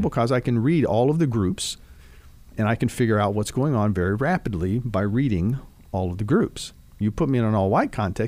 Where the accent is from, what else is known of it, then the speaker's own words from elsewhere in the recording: Dayton, Ohio, United States; now in Kentucky, United States; growing up in Dayton, Ohio